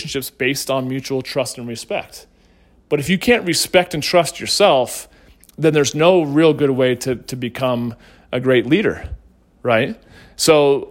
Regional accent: St. Louis, Missouri, United States; also born or lived in Northeastern United States; when we moved to St. Louis from the Northeast, I was held back

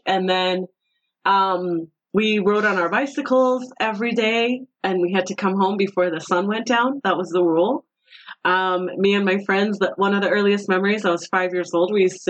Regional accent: Tehran, Tehran Province, Iran; moved away; also born or lived in Phoenix, Arizona / Tucson, Arizona; So yeah, Tehran is where I was born. And when I was 10 years old, I moved to Arizona. I was in Phoenix for a year and Tucson for a year. And then when I was 12, I moved back to Iran again, back to Tehran.

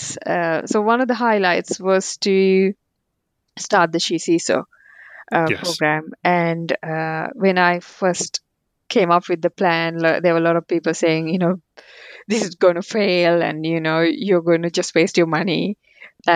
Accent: Sri Lanka; English is a second language; moved away; also born or lived in Colombo; I grew up in Sri Lanka

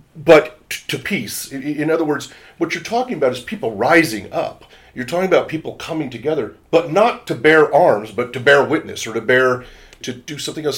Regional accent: Washington, United States; I come from Washington State in the United States

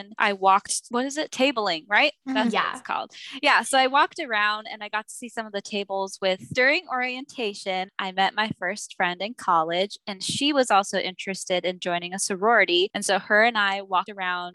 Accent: Chula Vista, California, United States; I'm from Chula Vista, but San Diego's the county that I'm from.

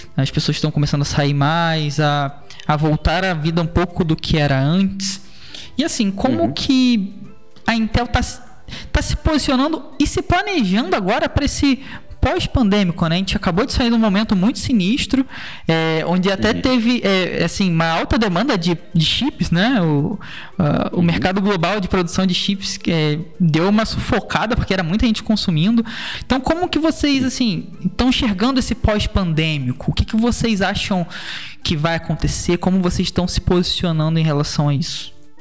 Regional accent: Brazil; eu sou brasileiro também

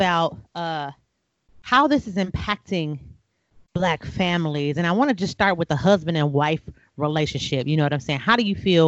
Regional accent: United States; I'm American

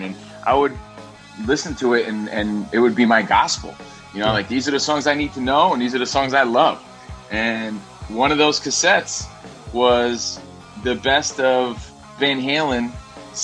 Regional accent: Union, New Jersey, United States; growing up in Jersey. I'm from Union, New Jersey.

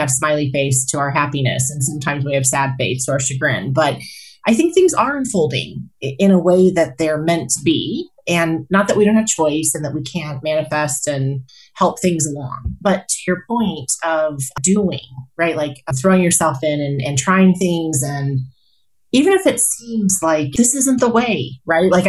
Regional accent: Colorado Springs, Colorado, United States; also born or lived in Kansas; now in Greeley, United States; So I grew up in Colorado Springs.

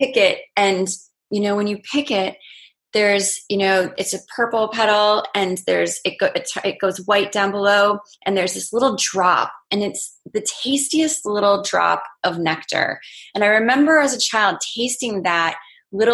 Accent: Maine, United States; I grew up in Maine and I grew up going outside

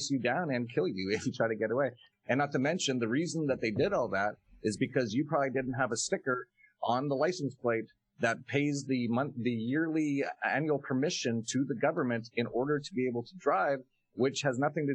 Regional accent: Canada; moved away as an adult; I was actually originally from Canada.

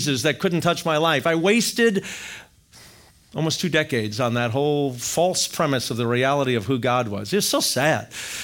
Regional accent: Wisconsin, United States; I grew up in Wisconsin

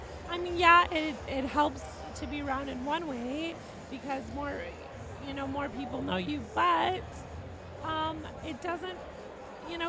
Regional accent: Oregon, United States; I grew up in Oregon.

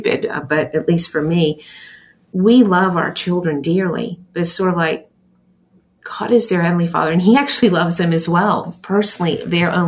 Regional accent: Australia; now in United States; growing up in Australia

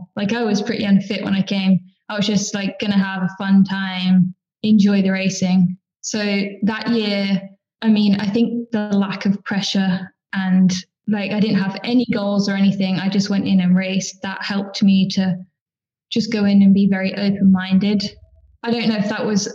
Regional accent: Oxford, South East England, United Kingdom; I'm from Oxford in the United Kingdom

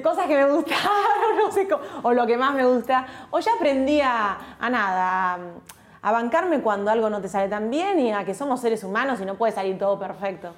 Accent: Olivos, Buenos Aires Province, Argentina; Yo nací en Olivos, viví toda mi infancia, mi adolescencia en Olivos, a una cuadra de la quinta presidencial

